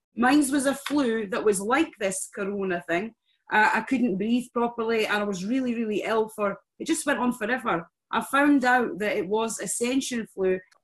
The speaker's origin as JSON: {"language": "English", "region": "Scotland", "country": "United Kingdom", "said": "I love being Scottish"}